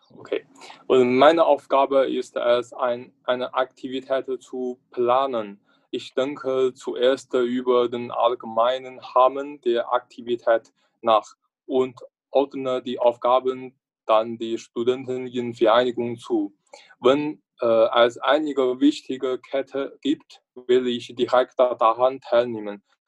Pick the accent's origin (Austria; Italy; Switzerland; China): China; northern China; German is a second language; moved away as an adult; now in Braunschweig, Germany; komme aus China. Meine Heimatstadt liegt im Norden Chinas